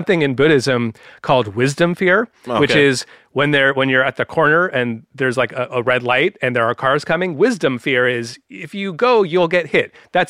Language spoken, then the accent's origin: English; San Francisco, California, United States; where I grew up in San Francisco, the Bay Area of California